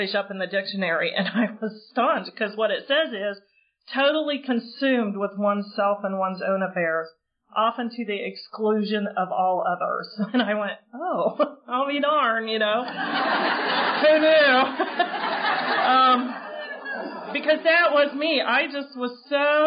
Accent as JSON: {"language": "English", "town": "Oxford", "region": "Ohio", "country": "United States", "tie": "born or raised there", "also_born_or_lived": "South Florida / Cincinnati, Ohio", "moved": "as an adult", "lives_now": "Cary, United States", "said": "I grew up in Oxford, Ohio"}